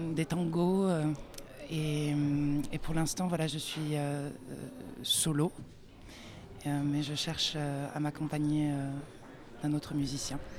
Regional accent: France; moved away as an adult; also born or lived in United States; J'ai grandi euh, en France

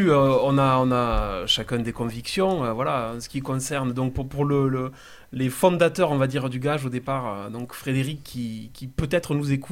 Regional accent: Castres, Occitania, France; on vient de Castres, c'est pas très loin d'Albi.

